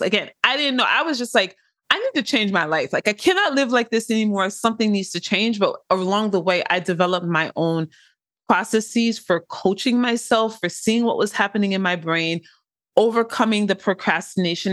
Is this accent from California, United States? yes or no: yes; Inglewood, California, United States; I am from Inglewood, California